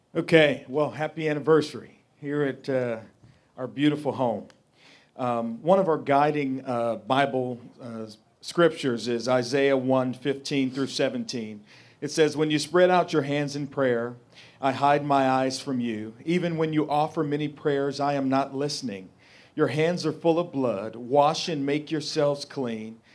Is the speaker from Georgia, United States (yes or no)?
no; St. Louis, Missouri, United States; I'm from North Saint Louis City.